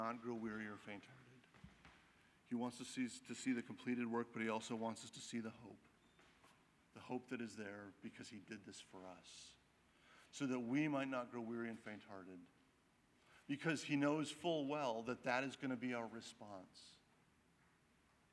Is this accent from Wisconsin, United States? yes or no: yes; Wisconsin, United States; I grew up in Wisconsin, but my extended family was all in North Carolina